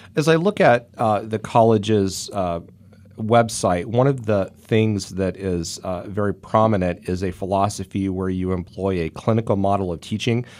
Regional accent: Kansas, United States; now in Ohio, United States; My home state of Kansas

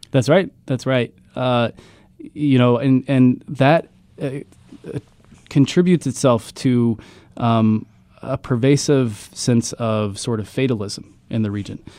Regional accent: Ironton, Ohio, United States; moved away; I grew up in Ironton, Ohio. I, I went to Ironton High School

